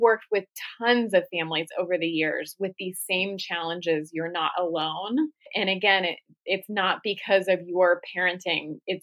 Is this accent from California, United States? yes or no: no; Columbus, Ohio, United States; moved away as an adult; now in Arizona, United States; I grew up in Columbus